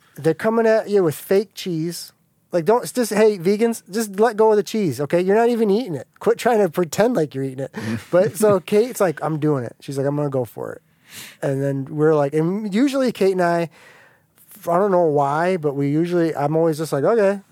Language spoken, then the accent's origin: English; United States; growing up in America